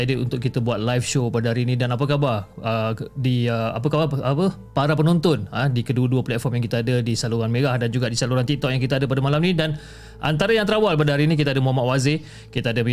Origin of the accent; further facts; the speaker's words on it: Johor, Malaysia; now in Selangor, Malaysia; dan aku berasal daripada Johor dan sekarang menetap dekat area Selangor.